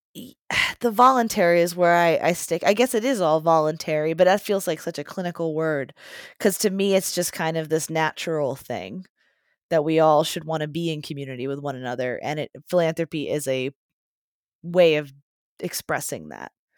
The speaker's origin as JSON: {"language": "English", "town": "Johnstown", "region": "Pennsylvania", "country": "United States", "said": "I'm from Johnstown, Pennsylvania"}